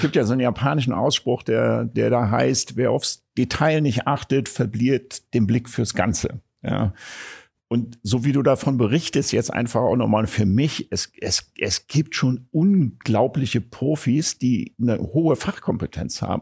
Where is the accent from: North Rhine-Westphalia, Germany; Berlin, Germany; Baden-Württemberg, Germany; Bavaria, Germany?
Berlin, Germany; ich als Berliner